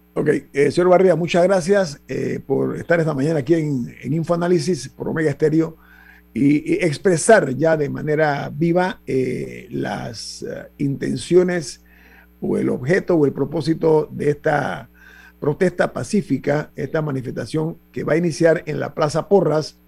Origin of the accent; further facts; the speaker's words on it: Panama; como panameño